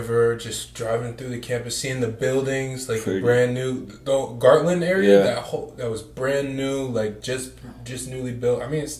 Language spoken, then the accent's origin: English; Fayetteville, New York, United States; My hometown, Fayetteville, New York.